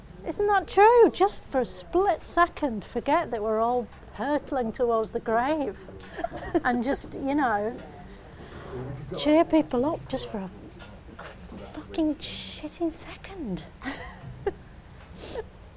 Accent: Bolton, North West England, United Kingdom; I'm from Bolton

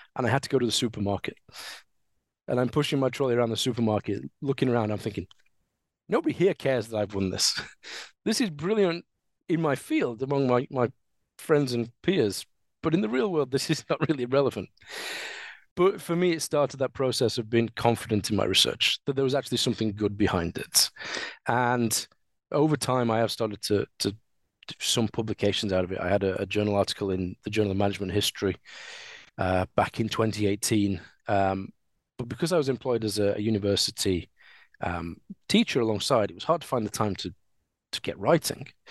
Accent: Sheffield, Yorkshire and the Humber, United Kingdom; So I am a Sheffielder. I was born in Sheffield. I've always lived in Sheffield

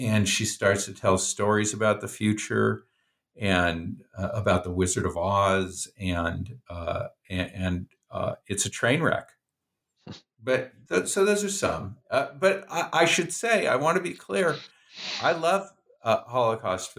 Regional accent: Oregon, United States; I'm from Oregon

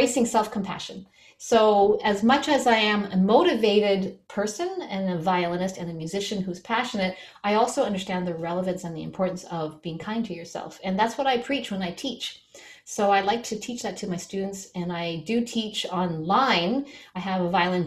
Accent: Newfoundland and Labrador, Canada; now in Toronto, Canada; I'm from Newfoundland, which is known as a very unusual province in Canada.

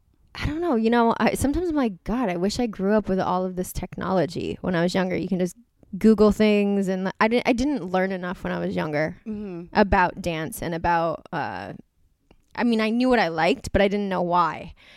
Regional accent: East Coast, United States; I think it's because we're from the East Coast and like my mom was like a very young mom

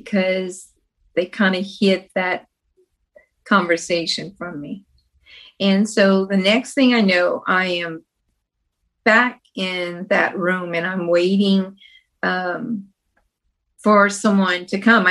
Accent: Louisiana, United States; We grew up in Louisiana when we were younger

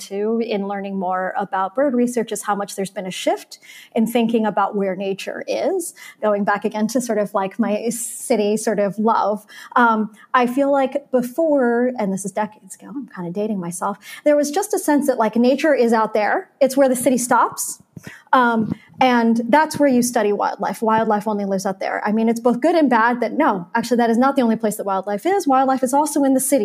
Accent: Baltimore, Maryland, United States; also born or lived in South Florida; now in New York, United States; summers as a kid in Baltimore

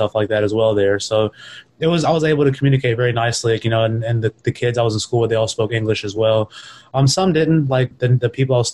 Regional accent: Mississippi, United States; also born or lived in New York, United States; I was born in New York and I only lived there for like a couple of years as a kid. My father kind of quickly moved us down south to Mississippi

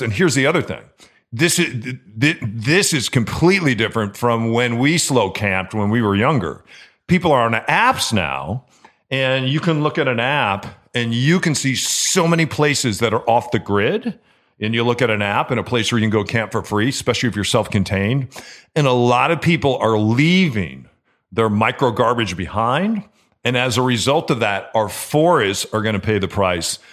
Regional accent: Chicago, Illinois, United States; now in Seattle, United States; growing up in Chicago, that's what we would do. We would leave Chicago. That was kind of our hub. We were uh, north of Chicago

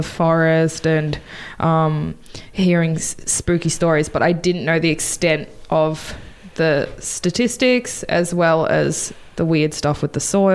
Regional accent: Frankston, Victoria, Australia

